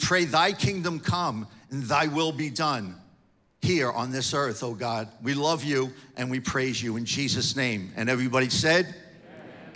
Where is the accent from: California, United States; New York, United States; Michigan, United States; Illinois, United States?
New York, United States; moved away; I'm from New York.